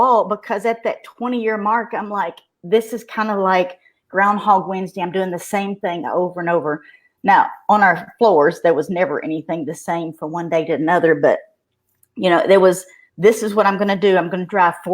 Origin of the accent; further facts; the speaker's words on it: Russellville, Kentucky, United States; they can probably tell by my dialect that I am from Kentucky. Everybody says Tennessee, but I am in Russellville, Kentucky. That is western part. I was born and raised here.